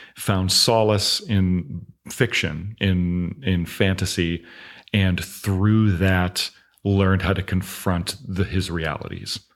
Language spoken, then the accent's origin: English; Augusta, Georgia, United States; moved away as an adult; also born or lived in Los Angeles, California; now in Florida, United States; I grew up in Augusta, Georgia